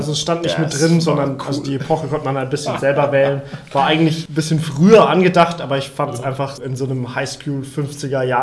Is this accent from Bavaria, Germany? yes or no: yes; Upper Franconia, Bavaria, Germany; Ich komme aus Oberfranken, da gibt es die Stadt Kulmbach